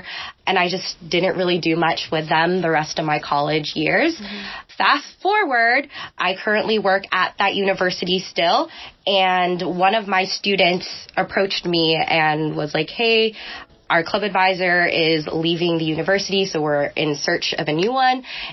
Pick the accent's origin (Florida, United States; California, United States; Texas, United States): California, United States; Tracy; I'm from Tracy, California, for anyone who knows what that's like. Mm-hmm. It's basically farmland, and I lived there way before the Bay Area was pushing over to Tracy. Mm-hmm. So that's kind of my upbringing